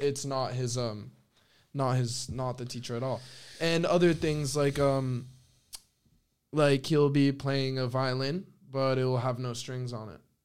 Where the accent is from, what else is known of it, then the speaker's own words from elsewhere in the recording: northern Spain, Spain; moved away; I'm from the North